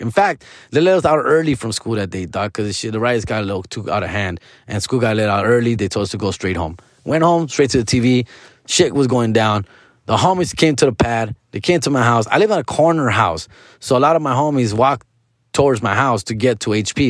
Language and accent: English; Huntington Park, California, United States; I grew up on Seville and fifty-eighth Street